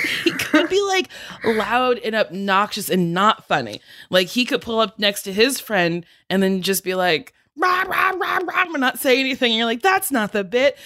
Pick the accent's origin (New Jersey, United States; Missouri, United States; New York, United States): New Jersey, United States; I'm from New Jersey.